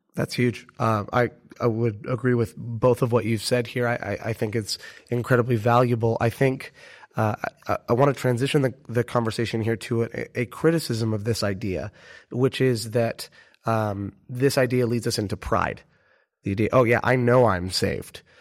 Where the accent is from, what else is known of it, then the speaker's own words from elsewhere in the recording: United States; everyone immediately knows we're American